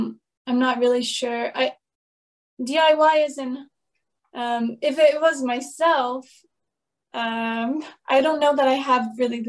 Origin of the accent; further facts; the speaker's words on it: United States; first language English; now in Japan; I'm American.